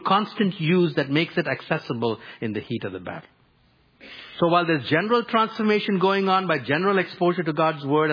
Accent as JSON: {"language": "English", "country": "India", "tie": "born or raised there", "moved": "yes", "said": "growing up in India"}